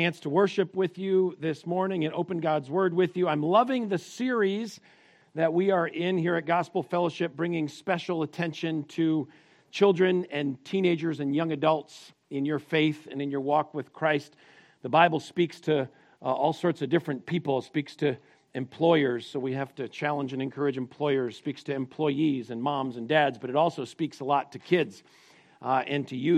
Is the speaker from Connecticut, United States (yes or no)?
yes; Connecticut, United States; I grew up in Connecticut